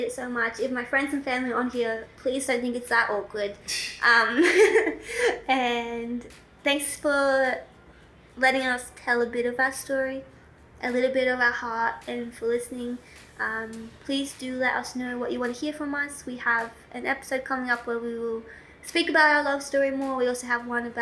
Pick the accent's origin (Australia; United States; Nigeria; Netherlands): Australia; also born or lived in Victoria / South Australia / Oxford, England; I grew up in Australia, kind of between Victoria and South Australia